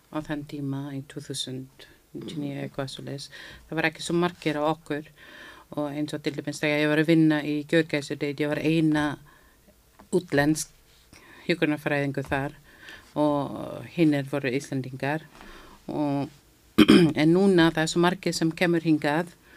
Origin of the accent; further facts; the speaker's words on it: Philippines; Icelandic is a second language; now in Iceland; ég er frá Filipsheim þarna við erum með Filipsheimsku tungumál líka sem við notum